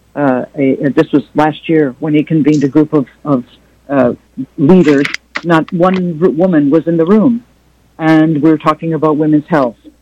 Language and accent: English; United States; as an American woman and an Arab American woman